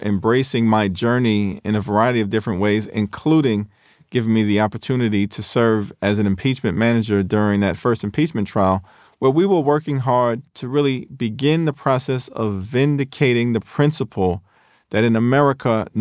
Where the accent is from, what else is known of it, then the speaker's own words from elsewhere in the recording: New York City, New York, United States; the working class neighborhoods that I were raised in Central Brooklyn, Crown Heights